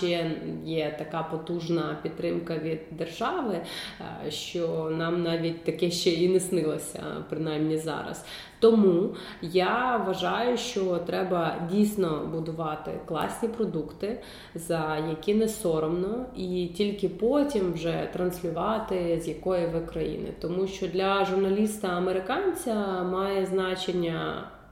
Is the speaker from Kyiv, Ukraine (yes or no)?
yes; Kyiv, Ukraine; Я ж кажу, Київ